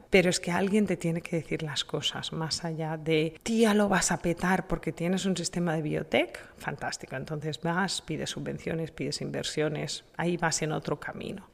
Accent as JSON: {"language": "Spanish", "country": "Spain", "said": "en mi país, en España"}